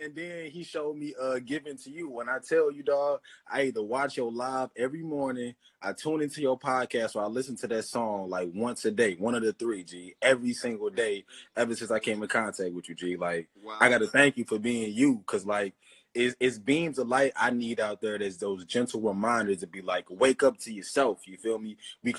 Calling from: St. Louis, Missouri, United States; And I'm tuning in from St. Louis, G.

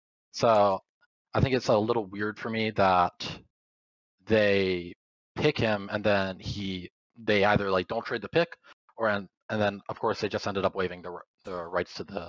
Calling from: Estero, Florida, United States; I'm calling from Estero, Florida.

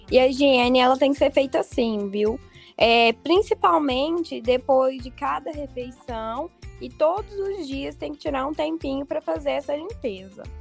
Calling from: Vazante, Minas Gerais, Brazil

